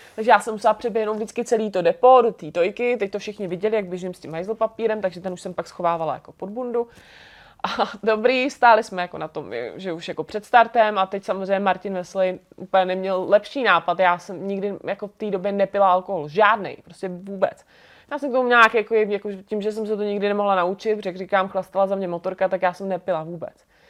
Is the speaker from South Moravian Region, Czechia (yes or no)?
yes; Brno, South Moravian Region, Czechia; moved away as an adult; now in Prague, Czech Republic; jsem z Brna